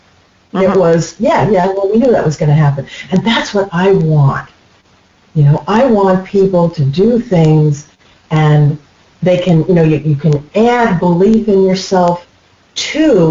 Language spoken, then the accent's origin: English; United States; I'm an American